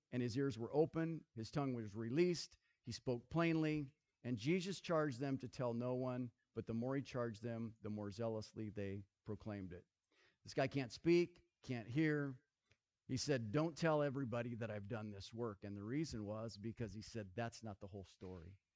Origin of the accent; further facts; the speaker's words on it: Nebraska, United States; I grew up in Nebraska. I grew up on the farm.